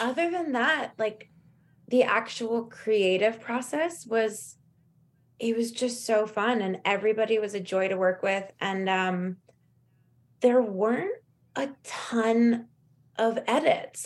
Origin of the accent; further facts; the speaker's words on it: Los Angeles, California, United States; growing up in Los Angeles